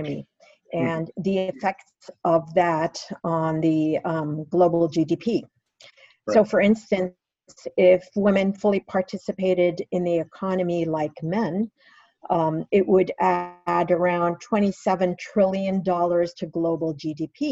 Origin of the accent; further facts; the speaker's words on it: Dhahran, Eastern Province, Saudi Arabia; I was born in Dahran, Saudi Arabia, raised as one girl among three boys